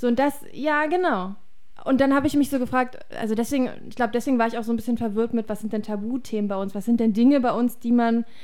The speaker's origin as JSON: {"language": "German", "country": "Germany", "said": "bei uns in Deutschland"}